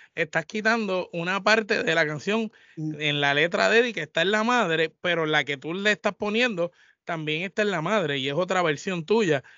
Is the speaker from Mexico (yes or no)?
no; Puerto Rico; todos nosotros somos puertorriqueños